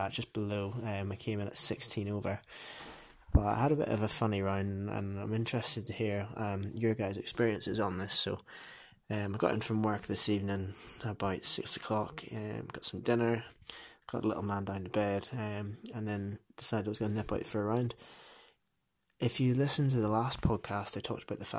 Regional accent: Northern Ireland, United Kingdom; moved away as an adult; now in Dunfermline, United Kingdom; I am originally from Northern Ireland

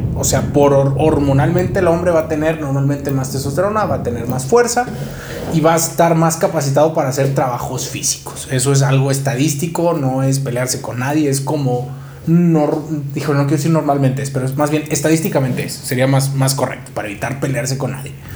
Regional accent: San Luis Potosí, Mexico; moved away as an adult; now in Mexico City, Mexico; me fui de San Luis, ¿no? De donde soy

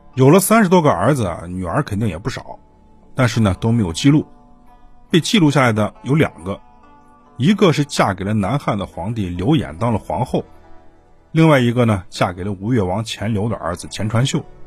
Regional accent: China; 我们中国人有信仰

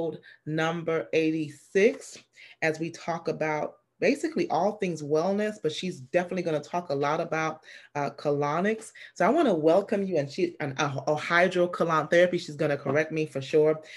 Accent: St. Lucia; I'm from St. Lucia

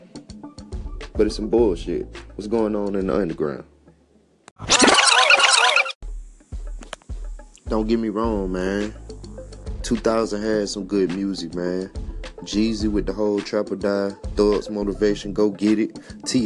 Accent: the South, United States; I'm from the South

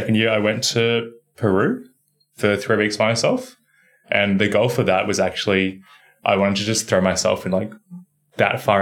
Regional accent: Australia; being Australian

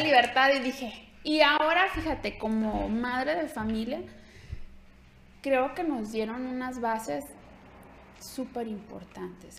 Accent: Ciudad Guzmán, Jalisco, Mexico; moved away; soy de Ciudad Guzmán, Jalisco

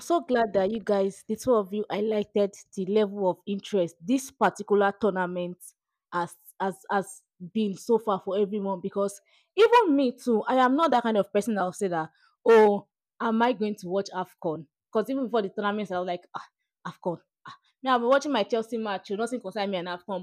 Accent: Nigeria; my beloved country

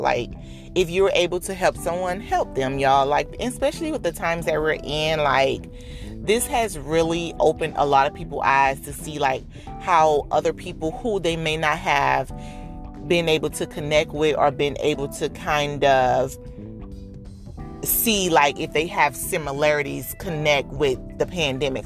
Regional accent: Dade County, Florida, United States; born and raised in the county of Dade

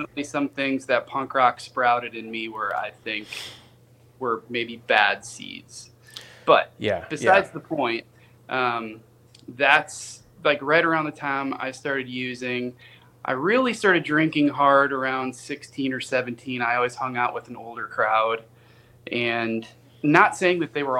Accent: suburb of Milwaukee, Wisconsin, United States; also born or lived in Kenosha, Wisconsin; now in Nashville, United States; we moved to a suburb of Milwaukee

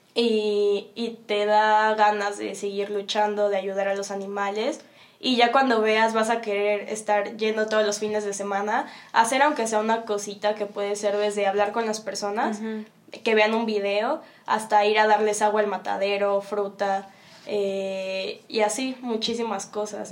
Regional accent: Mexico City, Mexico; de donde vengo, Ciudad de México

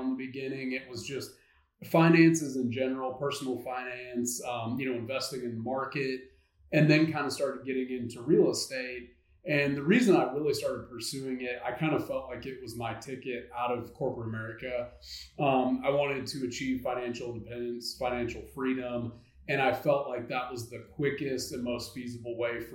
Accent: North Central Arkansas, United States; moved away as an adult; now in Northwest Arkansas, United States; I am an Arkansas native. I'm from North Central Arkansas, but have been in Northwest Arkansas for about 15 years now.

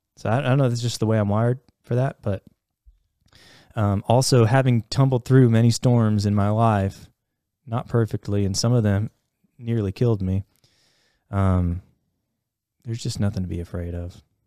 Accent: Ohio, United States; growing up in Ohio

